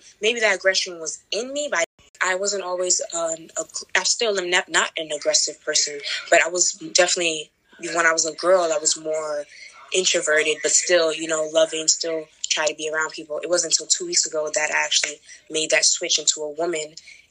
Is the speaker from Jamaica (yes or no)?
yes; Jamaica; Sometimes people don't notice that I'm Jamaican. They say either you're Haitian or half Dominican.